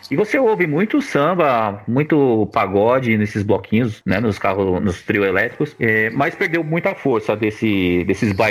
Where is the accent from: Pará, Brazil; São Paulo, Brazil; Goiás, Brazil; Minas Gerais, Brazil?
Goiás, Brazil; eu não sou carioca, pra... eu sou goiana, mas a gente cresce ouvindo, então.